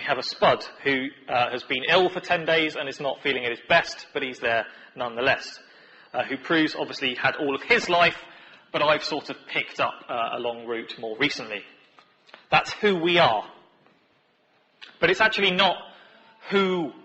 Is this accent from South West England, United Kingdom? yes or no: no; Portsmouth, South East England, United Kingdom; moved away; I'm from Portsmouth originally.